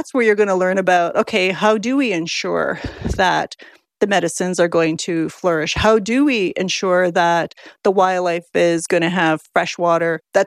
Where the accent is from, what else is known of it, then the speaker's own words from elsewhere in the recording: Whitefish River First Nation, Ontario, Canada; I am Anishinaabe from Whitefish River First Nation, or Birch Island.